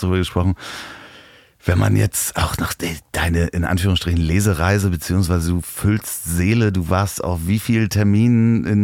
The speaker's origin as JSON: {"language": "German", "region": "Hamburg", "country": "Germany", "tie": "born or raised there", "said": "Und zwar in Hamburg, in seiner und meiner Heimatstadt."}